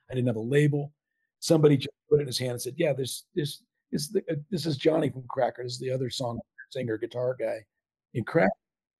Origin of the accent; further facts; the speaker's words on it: California, United States; Growing up in Southern Cal.